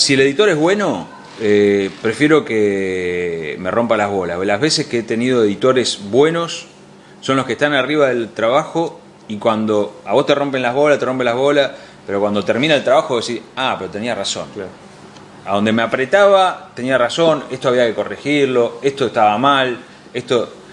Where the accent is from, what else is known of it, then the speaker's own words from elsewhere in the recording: Argentina; nosotros como argentinos